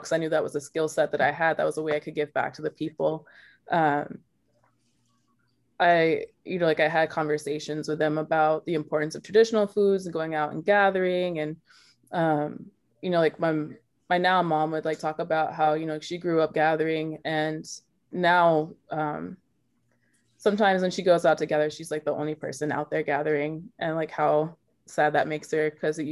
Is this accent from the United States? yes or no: yes; Dallas, Texas, United States; I grew up in Dallas, Texas, with two parents that are white